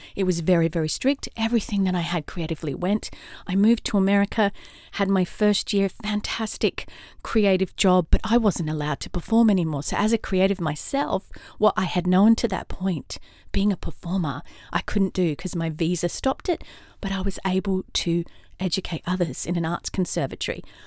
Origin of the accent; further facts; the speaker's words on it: Australia; also born or lived in London / California; now in Atlanta, United States; I'm an Aussie in Atlanta, Georgia, U S